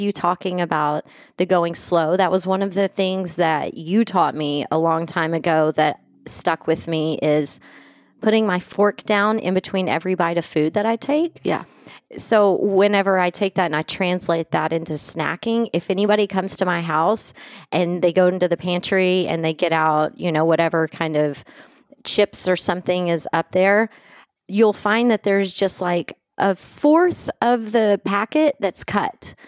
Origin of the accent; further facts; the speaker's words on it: West Texas, United States; I grew up in West Texas in the '80s